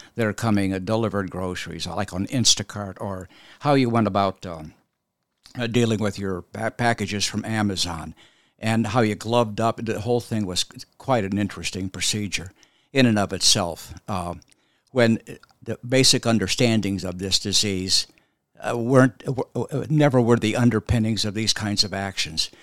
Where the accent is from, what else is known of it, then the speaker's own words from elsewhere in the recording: Arizona, United States; moved away as an adult; also born or lived in Boston / Philadelphia; I grew up in Arizona.